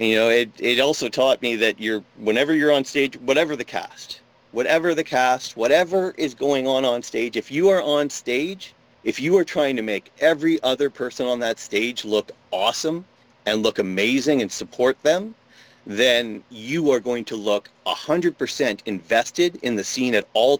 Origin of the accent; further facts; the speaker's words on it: Ottawa, Ontario, Canada; now in Sarnia, Canada; I grew up in Ottawa